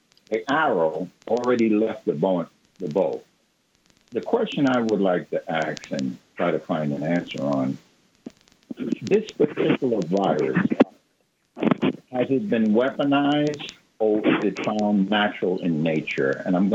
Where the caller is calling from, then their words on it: New York, United States; I'm calling from Harlem, New York.